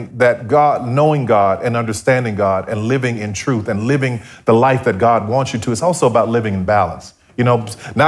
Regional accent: New Orleans, Louisiana, United States; growing up in New Orleans

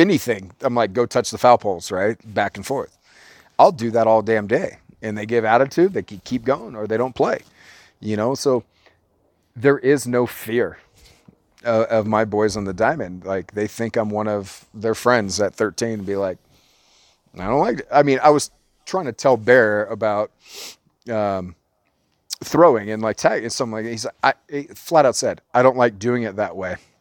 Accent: Orange County, California, United States; we're from Orange County

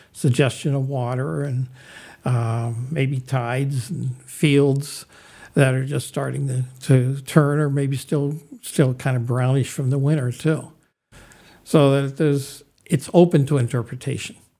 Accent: Youngstown, Ohio, United States; the Butler Art Museum in Youngstown, Ohio, which was my hometown

